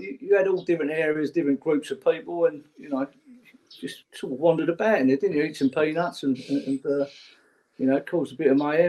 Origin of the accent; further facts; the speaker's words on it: London, United Kingdom; Well, we come from Old Kent Road as a family, and I lived up Pepys Hill most of my younger life on Omni Road.